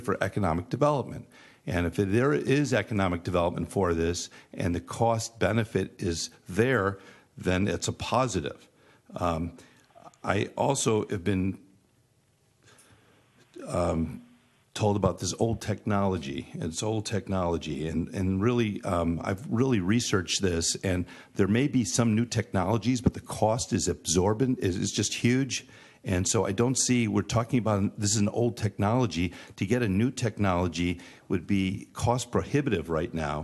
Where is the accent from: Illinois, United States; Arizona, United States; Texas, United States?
Illinois, United States; Chicago; now in Florida, United States; I grew up in Chicago, where rail was part of our life